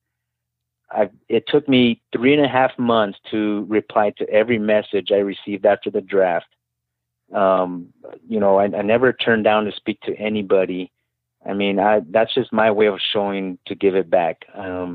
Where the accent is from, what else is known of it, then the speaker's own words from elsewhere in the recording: El Paso, Texas, United States; I'm from El Paso, Texas originally